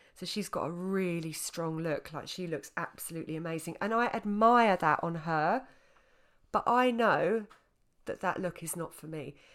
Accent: Essex, East of England, United Kingdom; I was from Essex. I'm still from Essex. At the time, I was living in Essex

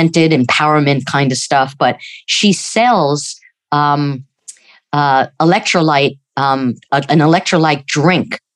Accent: New York, United States; moved away; we're originally from New York

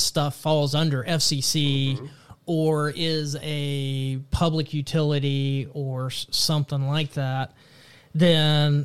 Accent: Texas, United States; my home state of Texas

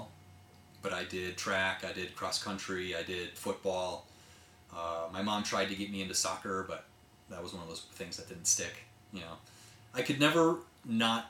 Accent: Menominee, Michigan, United States; I grew up in the Upper Peninsula, Michigan, in a town called Menominee.

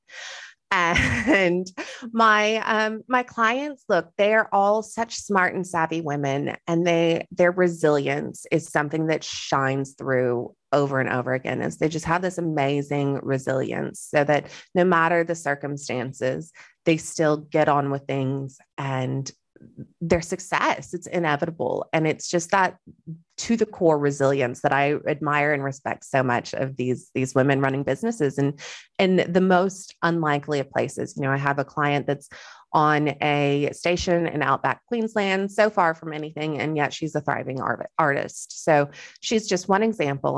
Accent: Texas, United States; moved away as an adult; also born or lived in Western Australia; now in Australia; I am Texan.

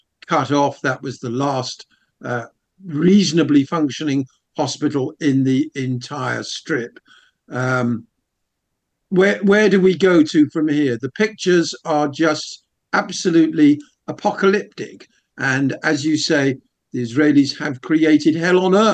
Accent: United Kingdom; as a Brit, a European, a citizen of a NATO country

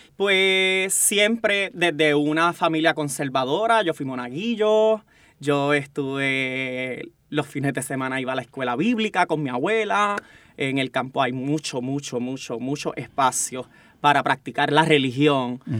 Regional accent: Bayamón, Puerto Rico; vengo del campo de Bayamón, orgullosamente, este, tuve una crianza

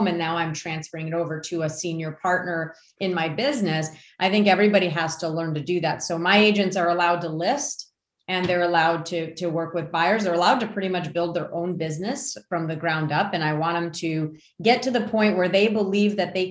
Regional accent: Warren, Michigan, United States; moved away as an adult; also born or lived in Grosse Pointe, Michigan / Harper Woods, Michigan; now in North Carolina, United States; I grew up in Warren, and we were in Grosse Pointe at the time

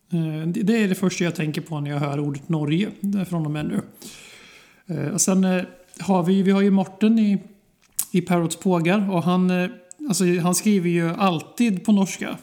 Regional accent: Sweden; vi svenskar

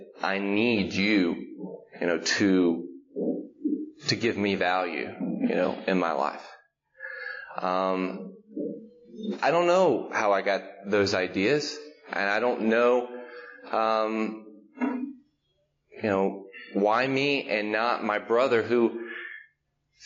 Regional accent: Macon, Georgia, United States; also born or lived in Lebanon, Tennessee; now in Nashville, United States; I was born in Macon, Georgia in 1980

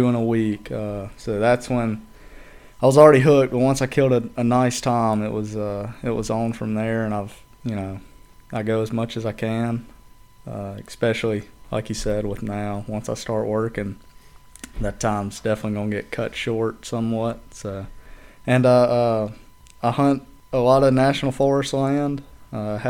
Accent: Edgemoor, South Carolina, United States; I'm from Chester County. I'm from Edgemore, actually, but Chester County, nobody knows where Edgemore is

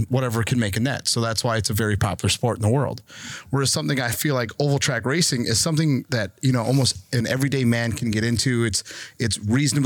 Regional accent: Crandon, Wisconsin, United States; I'm from Crandon, grew up in Crandon

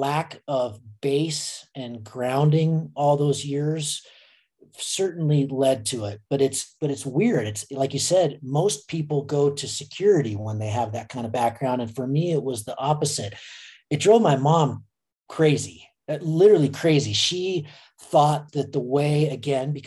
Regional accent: United States; I grew up in Lake Tahoe

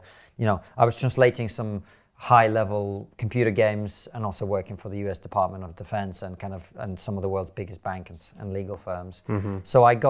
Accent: Moscow, Russia; also born or lived in Soviet Union; I grew up in the Soviet Union in different parts of it. So I was born in Moscow. I lived there for 4 years.

